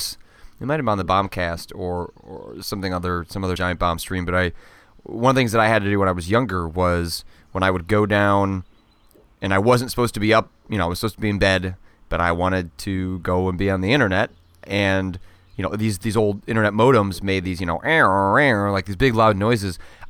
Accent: Wisconsin, United States; born there; No, I was born in Wisconsin.

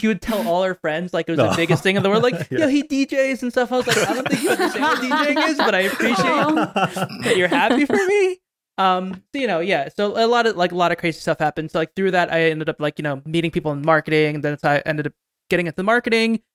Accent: New Jersey, United States; I grew up in New Jersey, about 20 minutes from the city.

